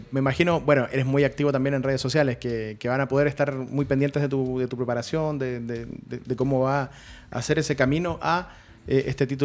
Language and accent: Spanish; Chile; Somos de Chile y me da lo mismo.